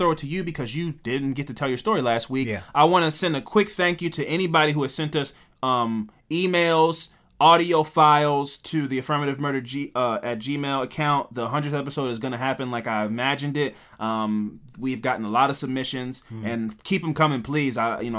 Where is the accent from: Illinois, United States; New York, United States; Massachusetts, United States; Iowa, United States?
New York, United States; Queens; Yeah, it's like, but I still like, I'm from Queens.